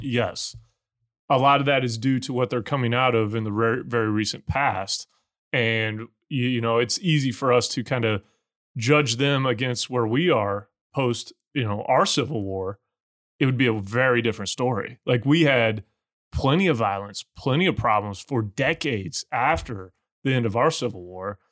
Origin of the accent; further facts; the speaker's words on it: United States; I'm the American version of him